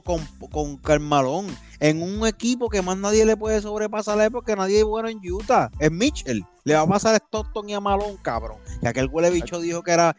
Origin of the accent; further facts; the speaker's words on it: Puerto Rico; ser puertorriqueño